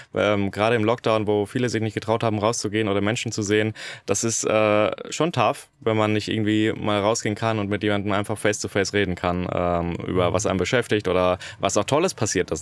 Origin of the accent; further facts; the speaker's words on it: Germany; ich als Deutscher